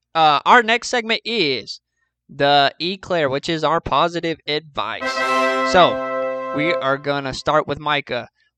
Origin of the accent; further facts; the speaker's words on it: Sydney, New South Wales, Australia; Oh, mate, I'm from Sydney, Australia, mate.